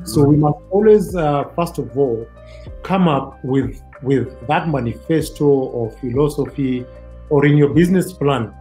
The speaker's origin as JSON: {"language": "English", "region": "Kajiado County", "country": "Kenya", "said": "I come from Kajiado County."}